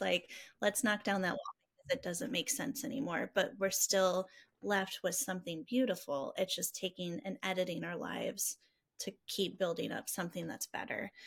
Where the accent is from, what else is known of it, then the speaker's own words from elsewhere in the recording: Rockford, Illinois, United States; I'm from Rockford. I love our community